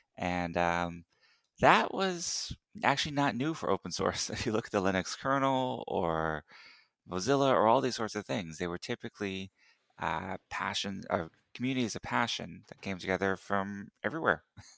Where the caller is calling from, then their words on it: Houston, Texas, United States; Actually, Houston, Texas.